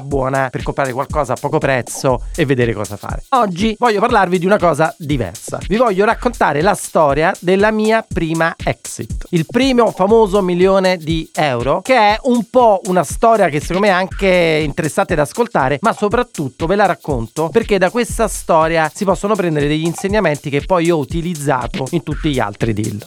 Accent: Naples, Campania, Italy; Io da napoletano

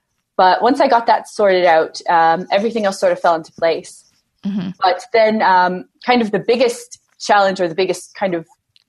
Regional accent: Mission, British Columbia, Canada; moved away as an adult; also born or lived in Burnaby, Canada / Seattle, United States; now in Ireland; I grew up in Mission. It's a pretty small town. If anyone is from BC and has happened to have been through there, it's a stopover on your way out to Hope, really.

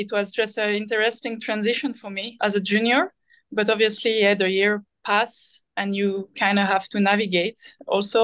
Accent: Switzerland; I've done all the junior pathway in Switzerland

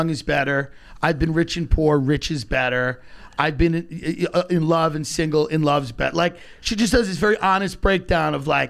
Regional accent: Long Island, New York, United States; my upbringing in Long Island, which I loved. As a kid, I loved growing up in Long Island.

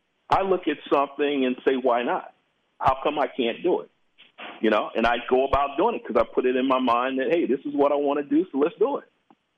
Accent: Los Angeles, California, United States; And so I'm from South Central L.A., so I would never let anybody talk to me like that.

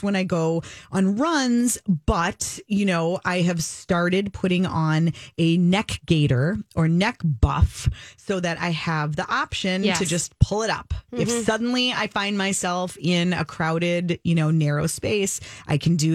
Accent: Minnesota, United States; as a Minnesotan

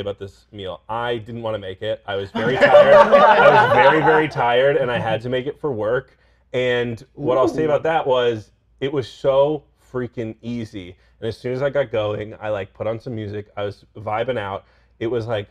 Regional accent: Northern California, United States; I grew up in Northern California

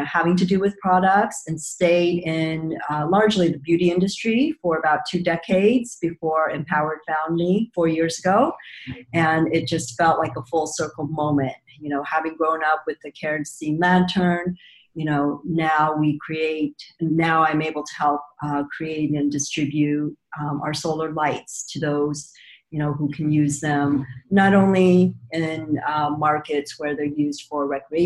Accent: South Korea; moved away; I was born in South Korea before it had really developed as an economy

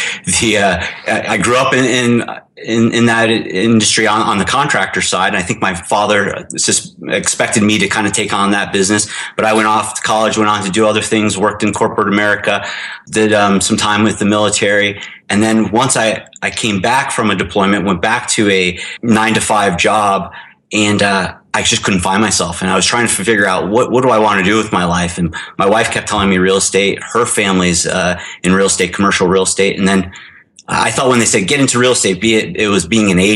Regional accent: West Springfield, Massachusetts, United States; moved away as an adult; also born or lived in Hermosa Beach, California; now in Los Angeles, United States; I'm originally from West Springfield, Massachusetts. Moved out to California after college

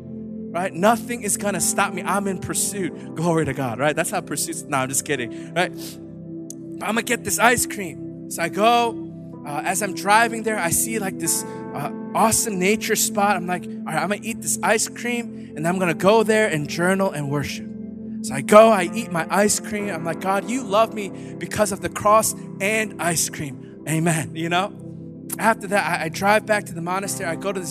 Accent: New Jersey, United States; I'm from Jersey.

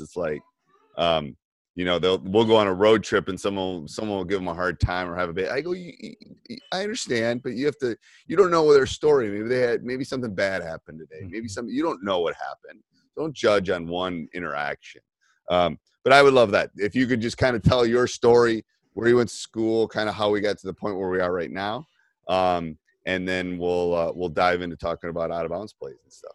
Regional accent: Madison, Wisconsin, United States; I live literally like five minutes from University of Wisconsin. I'm from Madison.

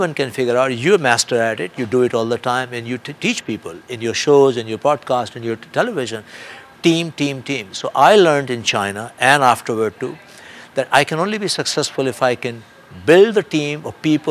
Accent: India; now in United States; I'm a free world person in the United States, and I come from India, another democratic country

